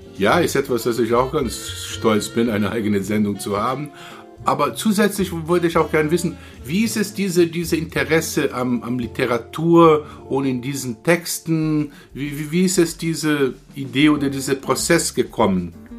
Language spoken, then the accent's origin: German; Rio de Janeiro, Brazil; German is a second language; now in Germany; Ich komme aus Rio, ich komme aus Südosten